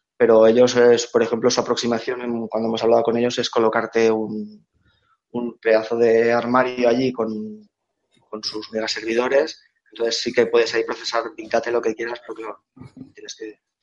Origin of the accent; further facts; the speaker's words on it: Reus, Catalonia, Spain; moved away as an adult; now in Barcelona, Spain; pese a que nací en Barcelona, me crié en, Reus